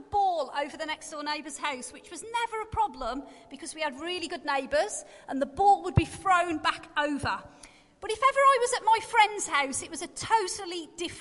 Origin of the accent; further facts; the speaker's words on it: Black Country, West Midlands, United Kingdom; accent: Black Country; my Black Country accent